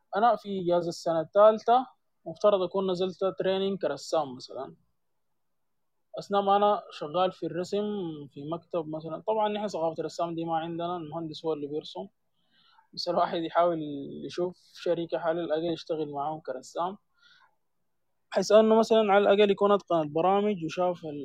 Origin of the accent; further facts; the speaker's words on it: Sudan; عندنا في السودان